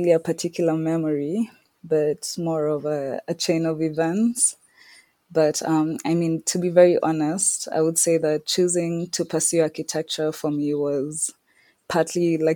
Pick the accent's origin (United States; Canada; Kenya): Kenya; Nairobi; also born or lived in Scotland; I was born and raised in Nairobi, Kenya